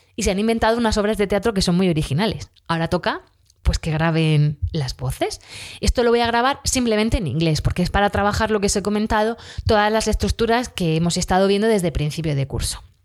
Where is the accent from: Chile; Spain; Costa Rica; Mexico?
Spain; Region of Murcia; accent: Murcian, southern; nosotros aquí en Murcia pues eh, no terminamos todas las palabras, nos comemos